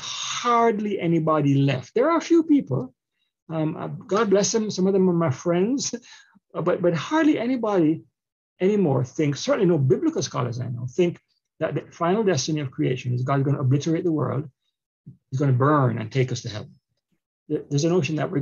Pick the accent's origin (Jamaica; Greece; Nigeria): Jamaica; also born or lived in Canada; now in United States; I'm a Jamaican, but I also immigrated to Canada and Canada shaped me. And now I'm in America